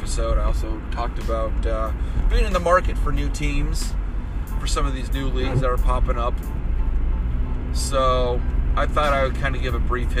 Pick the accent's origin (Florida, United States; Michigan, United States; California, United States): Michigan, United States; Growing up in Michigan